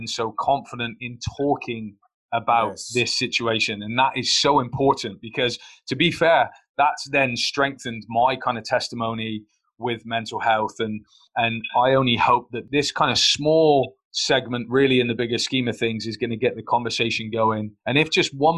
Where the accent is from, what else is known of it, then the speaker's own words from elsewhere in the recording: Plymouth, South West England, United Kingdom; My failure came in my hometown